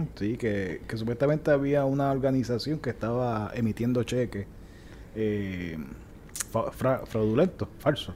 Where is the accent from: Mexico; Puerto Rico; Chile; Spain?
Puerto Rico; now in Florida, United States; así somos los boricuas